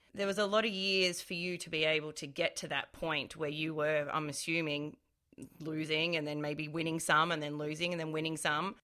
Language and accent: English; Melbourne, Victoria, Australia; I'm from Melbourne